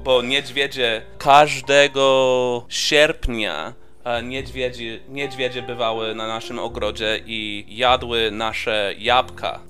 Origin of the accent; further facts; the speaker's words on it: California, United States; moved away; ja urodziłem się w Kalifornii i ja się wychowałem w małej wiosce